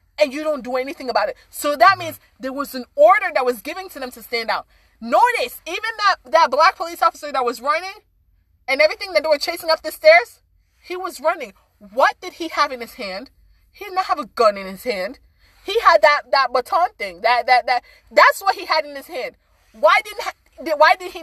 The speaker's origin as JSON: {"language": "English", "country": "Sierra Leone", "tie": "born or raised there", "moved": "yes", "said": "I'm from Sierra Leone."}